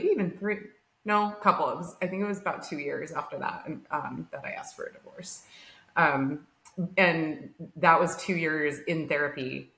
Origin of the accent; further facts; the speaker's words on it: Arizona, United States; moved away as an adult; We grew up in Arizona.